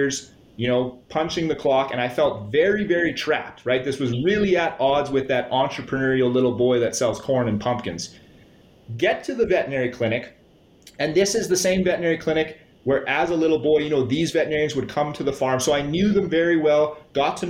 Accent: Saskatchewan, Canada; I grew up born and raised here in Saskatchewan

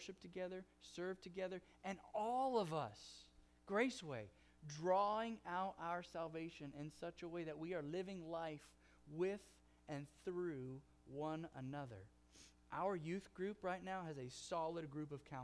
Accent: Oklahoma, United States; accent: Oklahoma; also born or lived in California; my Oklahoma accent

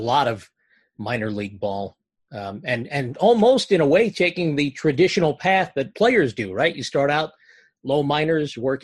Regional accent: Old Bridge, New Jersey, United States; I'm from Old Bridge, which is pretty smack dab Central Jersey

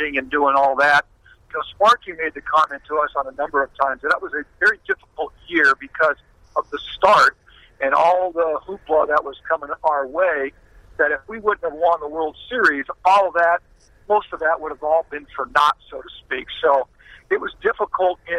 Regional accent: San Diego, California, United States

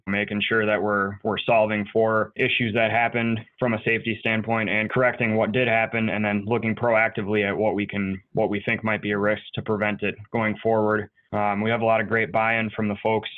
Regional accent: Green Bay, Wisconsin, United States; also born or lived in northern Illinois; I was born in Green Bay.

